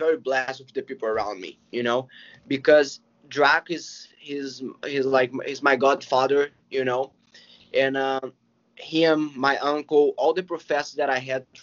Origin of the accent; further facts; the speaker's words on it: Belo Horizonte, Minas Gerais, Brazil; Gracie Barra BH. That is my hometown gym